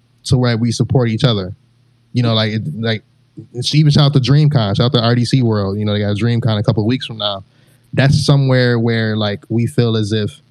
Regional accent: Michigan, United States; now in Georgia, United States; I'm originally from Michigan. You know, I reside in Georgia now.

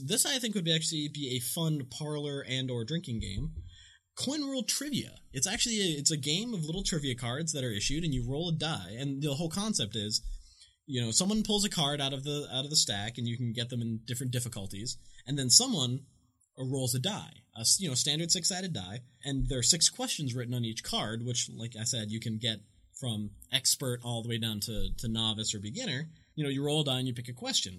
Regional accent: Massachusetts, United States; I gotta get a Massachusetts uh, W quarter. I have to gotta rep my home state.

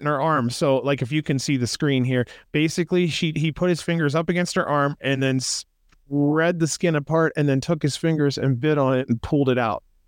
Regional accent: Ohio, United States; now in Las Vegas, United States; I'm from Ohio, dude. I, I actually do miss the countryside.

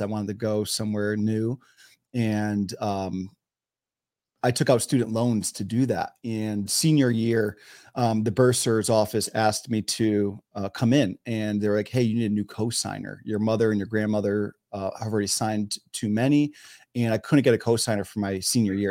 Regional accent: Wallingford, Connecticut, United States; moved away as an adult; also born or lived in Philadelphia, Pennsylvania; now in San Diego, United States; I was born and raised in Wallingford, Connecticut

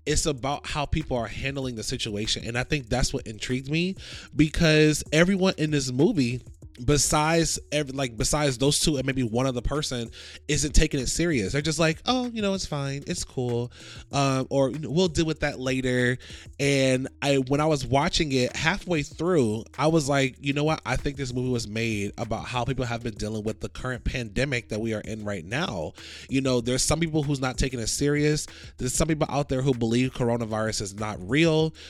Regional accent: Florida, United States; I'm from Florida

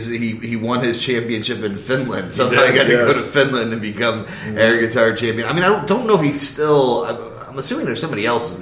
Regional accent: Kansas, United States; I'm from Kansas

